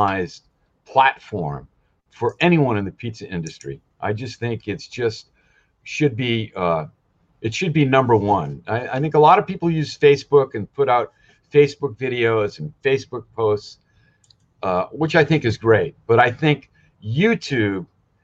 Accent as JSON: {"language": "English", "region": "southeastern Connecticut", "country": "United States", "tie": "born or raised there", "moved": "yes", "lives_now": "Hawaii, United States", "said": "I grew up in Connecticut"}